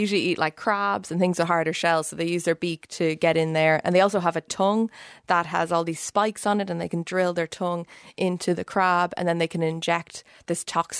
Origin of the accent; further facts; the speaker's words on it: Dublin, Leinster, Ireland; moved away as an adult; now in Cambridge, United Kingdom; Yeah, so I'm Irish. I've lived in Dublin until I finished my PhD. I did my PhD in UCD, where I was studying the evolution of nervous systems in a jellyfish-type creature. And then I moved to Cambridge 4 years ago